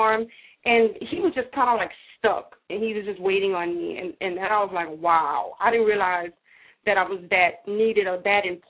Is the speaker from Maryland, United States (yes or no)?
no; Louisiana, United States; I'm from Louisiana.